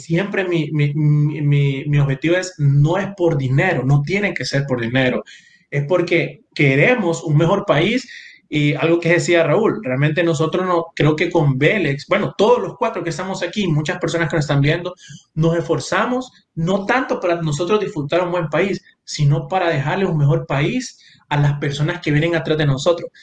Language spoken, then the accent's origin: Spanish; San Pedro Sula, Cortés, Honduras; moved away; yo crecí en San Pedro Sula, en Barrio Medina